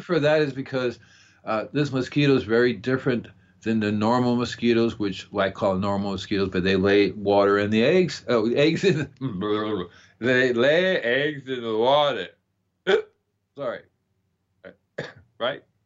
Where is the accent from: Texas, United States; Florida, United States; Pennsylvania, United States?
Florida, United States; I'm from Florida